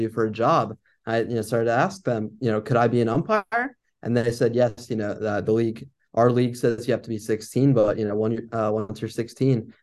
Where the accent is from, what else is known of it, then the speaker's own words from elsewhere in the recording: Williamsburg, Virginia, United States; I grew up in my hometown of Williamsburg, Virginia